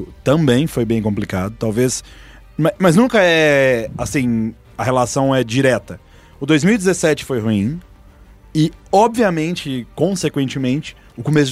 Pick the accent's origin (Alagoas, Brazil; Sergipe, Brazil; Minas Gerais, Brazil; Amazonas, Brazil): Minas Gerais, Brazil; Belo Horizonte; Eu sou de BH.